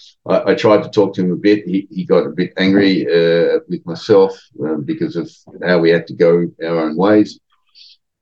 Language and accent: English; Australia; moved away; in a foreign country where we're both Australian